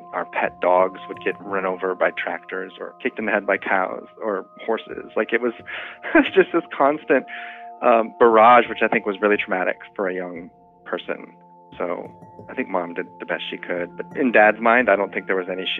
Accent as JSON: {"language": "English", "town": "Faith", "region": "South Dakota", "country": "United States", "tie": "born or raised there", "also_born_or_lived": "Long Island", "said": "my hometown, which is called Faith, South Dakota"}